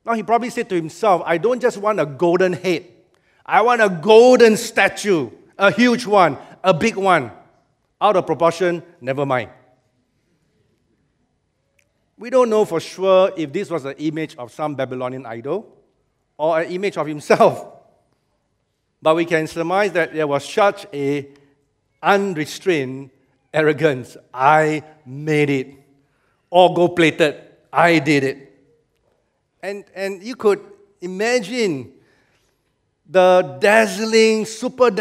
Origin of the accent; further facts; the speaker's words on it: Singapore; Singaporean believers